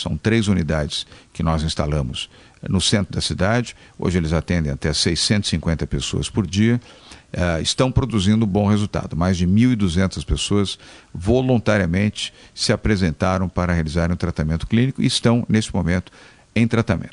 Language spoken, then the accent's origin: Portuguese; Brazil; como brasileiro